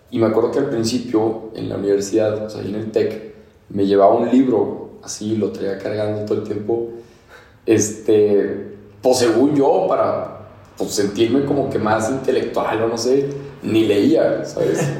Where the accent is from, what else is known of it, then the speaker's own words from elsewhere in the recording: Torreón, Coahuila, Mexico; now in Mexico City, Mexico; Este, y por más que repito que soy de Torreón, que soy de Torreón, como que a la gente medio que se le queda, medio que no. Y ahorita ya nos fuimos a Ciudad de México a seguir emprendiendo hace tres meses que estamos allá.